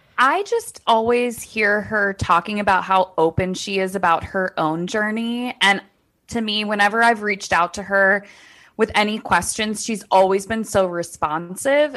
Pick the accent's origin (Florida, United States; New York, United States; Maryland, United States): Maryland, United States; D.C.; accent: Maryland, D C; we probably just have that Maryland, D C accent